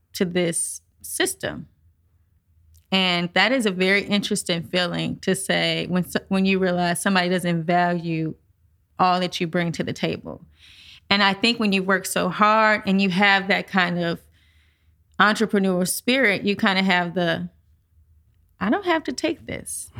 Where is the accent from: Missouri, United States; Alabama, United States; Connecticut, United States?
Missouri, United States; St. Louis; I'm born and raised in St. Louis, Missouri, Midwest.